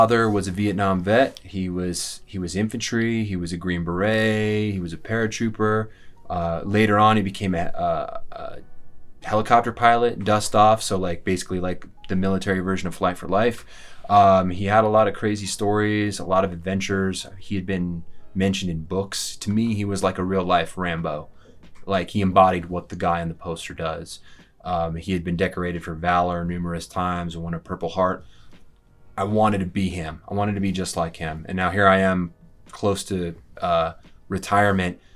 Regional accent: Colorado, United States; also born or lived in Denver, Colorado; I am a born and raised in Colorado

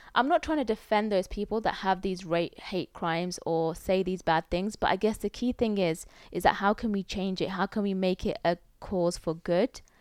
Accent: United Kingdom; As a British person, like, this is my home as well

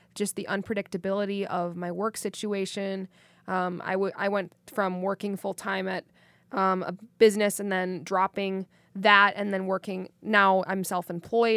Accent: Wisconsin, United States; I'm from Wisconsin.

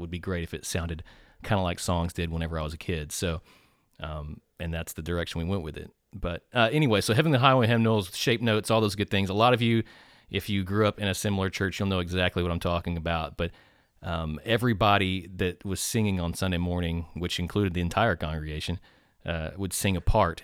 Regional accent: Nacogdoches, Texas, United States; I am from Nacogdoches, so, uh, my roots run very deep in this, uh, community

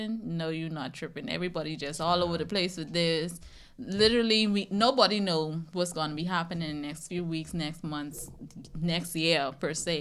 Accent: Bahamas; moved away as an adult; now in United States; I grew up in a household with a mother and a father

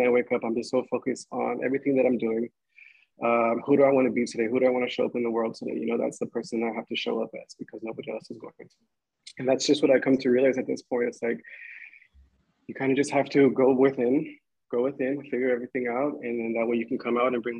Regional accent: Inland Empire, California, United States; I grew up in the Inland Empire

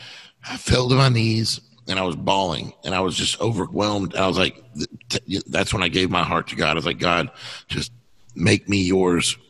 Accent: Texas, United States; moved away; I'm from Texas

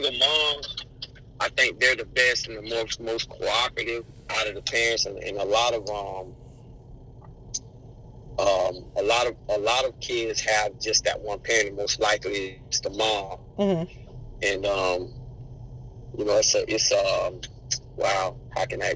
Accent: Tampa, Florida, United States; I grew up in Tampa, played football here, played high school here at Tampa Catholic

